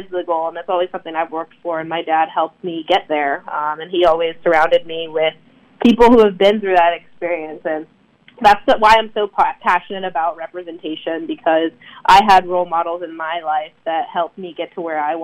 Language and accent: English; Durham, North Carolina, United States; growing up in the Durham area